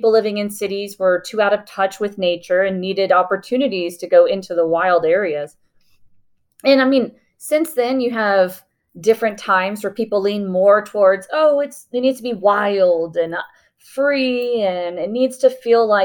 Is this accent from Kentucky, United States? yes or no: no; Houston, Texas, United States; I grew up in Houston